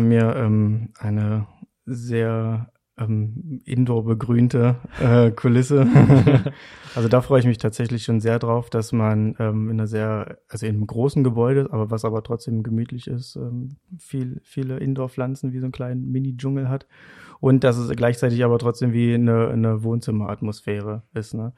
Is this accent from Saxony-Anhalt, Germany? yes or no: yes; Saxony-Anhalt, Germany; moved away as an adult; ich komme ursprünglich aus Sachsen-Anhalt